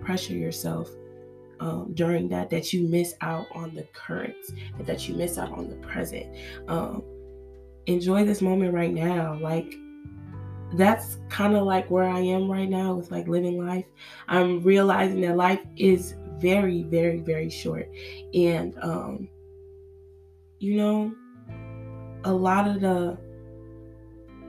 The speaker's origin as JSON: {"language": "English", "country": "Nigeria", "said": "growing up, being a Nigerian girl, Nigerian child"}